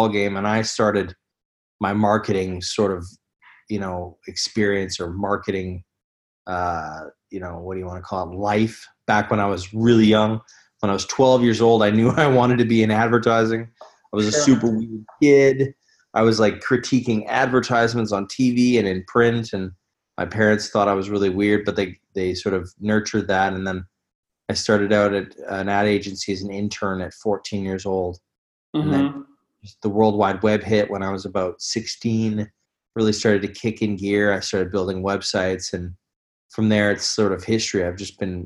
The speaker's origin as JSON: {"language": "English", "country": "Canada", "moved": "as an adult", "lives_now": "Copenhagen, Denmark", "said": "I'm Canadian"}